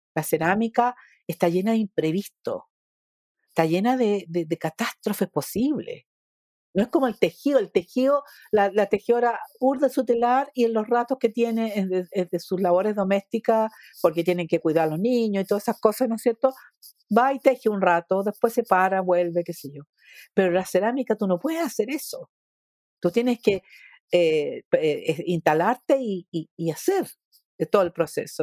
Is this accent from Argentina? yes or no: no; Chile